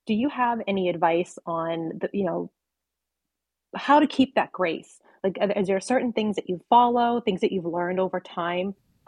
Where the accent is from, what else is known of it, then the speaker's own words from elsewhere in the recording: Boston, Massachusetts, United States; And being the Bostonian American that I am